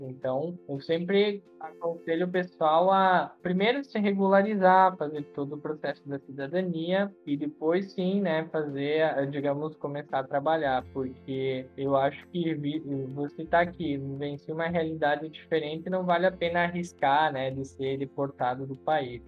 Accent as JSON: {"language": "Portuguese", "town": "Marau", "region": "Rio Grande do Sul", "country": "Brazil", "tie": "born or raised there", "moved": "as an adult", "lives_now": "Veneto, Italy", "said": "eu sou natural de Marau, no Rio Grande do Sul"}